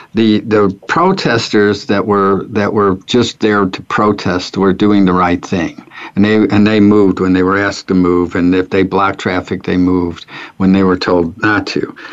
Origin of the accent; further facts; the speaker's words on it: St. Louis, Missouri, United States; also born or lived in Ferguson, Missouri; I grew up in North St. Louis, which was uh, at that time uh, it was uh, it was ghetto area, and then um, my family moved from North St. Louis to Ferguson